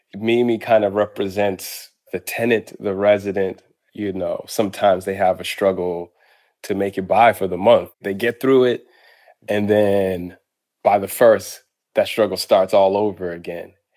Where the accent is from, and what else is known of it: Boston, Massachusetts, United States; born or raised there; moved away; also born or lived in Harlem, New York